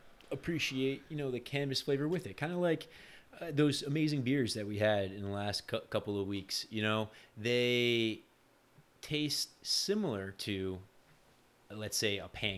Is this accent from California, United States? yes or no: no; New York, United States; I grew up in New York